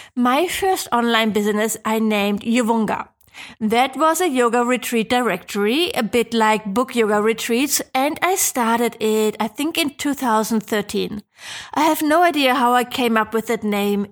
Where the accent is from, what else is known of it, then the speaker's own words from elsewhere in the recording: Germany; I'm from Germany